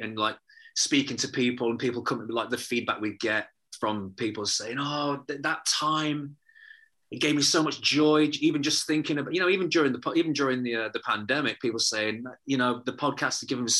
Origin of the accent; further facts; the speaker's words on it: Liverpool, North West England, United Kingdom; born there; I was born in Liverpool. My family are all Scousers.